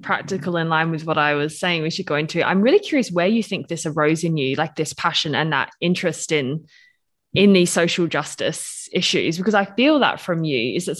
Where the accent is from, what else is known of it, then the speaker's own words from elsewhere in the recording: Australia; now in Switzerland; I'm Australian, British, I live in Switzerland.